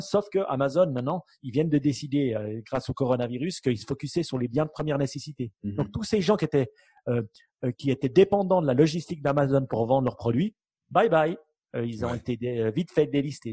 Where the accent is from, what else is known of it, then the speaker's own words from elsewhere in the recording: Switzerland; en tant que bon Suisse